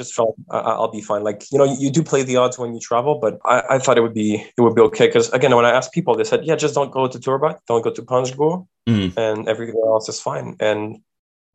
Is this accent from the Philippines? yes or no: no; Canada; As a Canadian